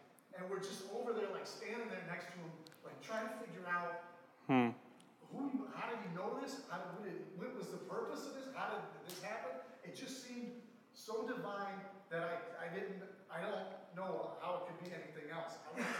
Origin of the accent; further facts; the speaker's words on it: Ohio, United States; I was raised in Ohio, and how I used to hunt with my dad